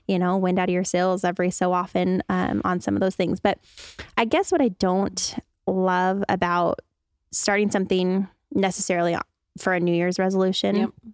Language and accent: English; Spokane, Washington, United States; I grew up in Spokane.